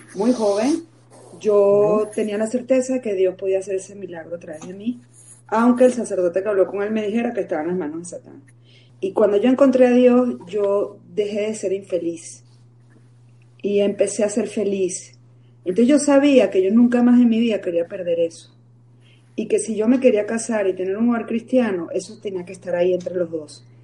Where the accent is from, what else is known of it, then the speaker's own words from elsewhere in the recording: Venezuela; moved away as an adult; now in Mexico; Soy mitad venezolana y, mi patria natal y mi patria adoptiva porque tengo 25 años en México